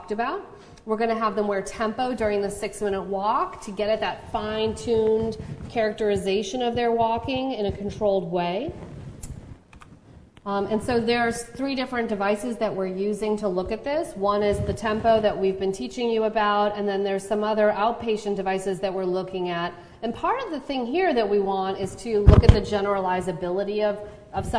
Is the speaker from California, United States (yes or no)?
no; Chicago, Illinois, United States; now in Charlottesville, United States; Where I grew up in Chicago